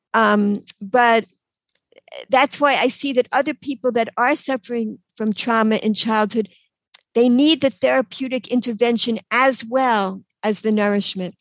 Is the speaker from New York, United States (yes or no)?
yes; New York, United States; accent: New York; moved away as an adult; also born or lived in Cambridge, Massachusetts / Israel; now in Baltimore, United States; In New York, you could probably tell from my accent. So, um, till I was 18, I was in New York um, in this little apartment in Queens